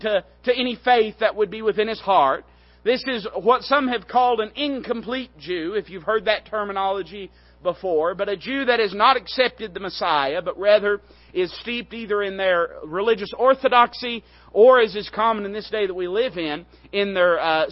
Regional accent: East Tennessee, United States; I'm from East Tennessee

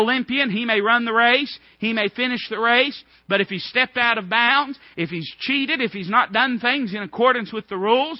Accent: United States; I'm not saying I'm not an American

